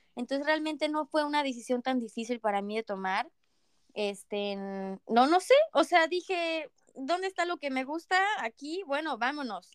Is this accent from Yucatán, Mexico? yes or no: yes; Mérida, Yucatán, Mexico; moved away as an adult; now in Canada; soy de Mérida